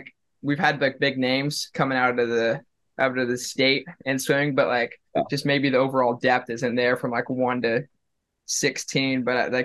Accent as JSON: {"language": "English", "region": "Nebraska", "country": "United States", "moved": "yes", "lives_now": "Cedar Falls, United States", "said": "I come from a town that's like 50,000. I'm not from Iowa originally, I'm from Nebraska."}